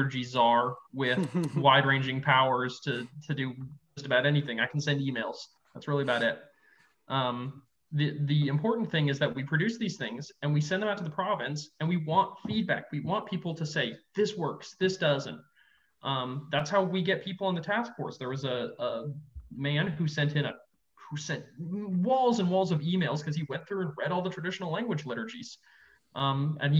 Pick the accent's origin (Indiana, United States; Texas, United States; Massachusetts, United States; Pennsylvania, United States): Texas, United States; I'm from Texas